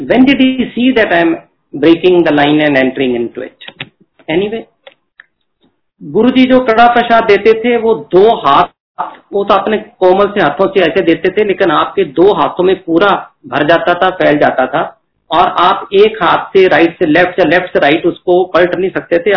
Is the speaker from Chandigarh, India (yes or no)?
yes; Chandigarh, India; मैं तो चंडीगढ़ से हूँ चंडीगढ़ तो यूनियन टेरेटरी है ना पंजाब ना दिल्ली